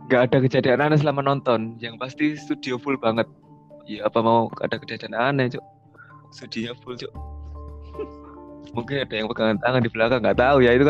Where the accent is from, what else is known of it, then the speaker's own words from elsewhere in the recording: Surabaya, East Java, Indonesia; Iya, sama kita juga. Kita semua dari Surabaya.